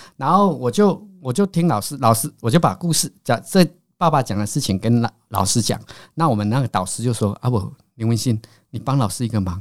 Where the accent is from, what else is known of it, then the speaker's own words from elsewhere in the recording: Caotun, Nantou County, Taiwan; moved away as an adult; now in Taichung, Taiwan; 我是南投县草屯镇的人哦。嗯。那我们草屯镇还有一个更偏僻的地方叫石川里，嗯。所以我们是靠近那个猫罗溪